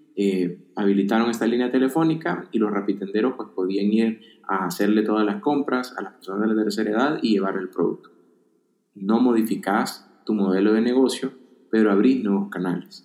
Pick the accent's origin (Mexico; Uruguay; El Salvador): El Salvador; Yo soy del El Salvador